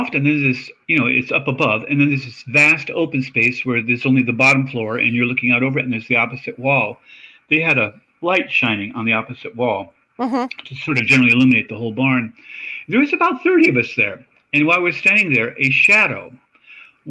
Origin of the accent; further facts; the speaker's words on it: Australia; moved away; I'm from Australia. I lived there as a child.